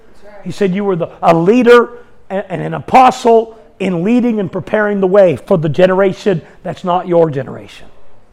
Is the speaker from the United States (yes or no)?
yes; United States; I grew up in America. I didn't grow up without knowledge of Christianity to some degree.